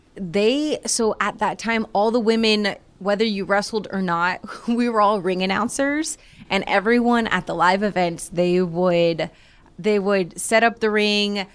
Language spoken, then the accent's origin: English; Florida, United States; growing up in Florida